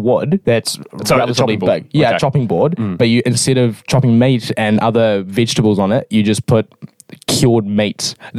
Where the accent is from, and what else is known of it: Hamilton, Waikato, New Zealand; born or raised there